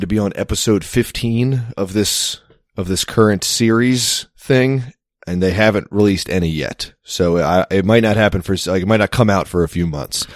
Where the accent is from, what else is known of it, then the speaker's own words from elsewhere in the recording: United States; I am an American